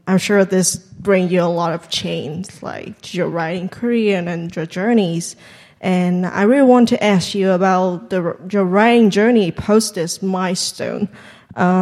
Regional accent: Vietnam; English is a second language; moved away; I'm from, obvious from Vietnam, you can tell.

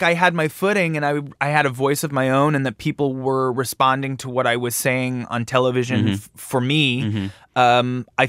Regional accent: Canada; I think growing up in Canada, I got a job at MTV very early on

